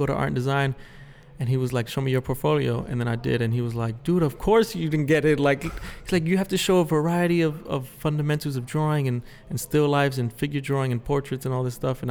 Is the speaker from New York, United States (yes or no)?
yes; New York City, New York, United States; me growing up in the Bronx and being from like the streets